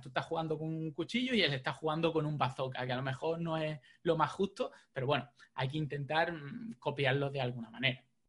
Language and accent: Spanish; Jaén, Andalusia, Spain; now in Málaga, Spain; yo soy de Jaén.